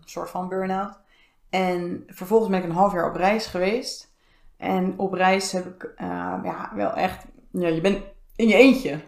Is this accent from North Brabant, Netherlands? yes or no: no; Zoetermeer, South Holland, Netherlands; moved away as an adult; now in The Hague, Netherlands; Ik ben vijf jaar geleden in Den Haag komen wonen, opgegroeid in Zoetermeer.